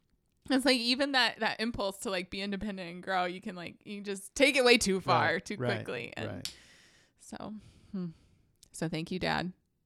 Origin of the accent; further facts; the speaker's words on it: Salisbury, North Carolina, United States; Cheerwine, please. I'm from Salisbury.